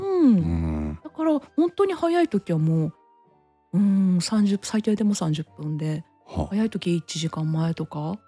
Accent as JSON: {"language": "Japanese", "region": "Tohoku", "country": "Japan", "said": "私も東北ですけれどもね"}